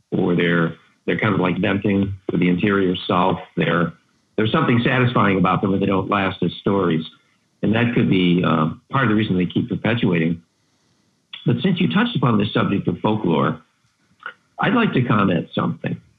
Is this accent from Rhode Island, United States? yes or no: no; New York, United States; Yeah, near Buffalo.